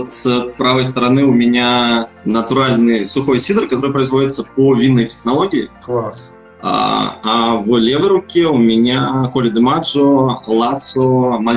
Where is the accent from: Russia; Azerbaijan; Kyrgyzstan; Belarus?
Belarus; moved away as an adult; now in Ukraine; я независимый сомелье из Беларуси. Переехал где-то два с половиной года назад в Украину. Собственно, сейчас здесь и работаю.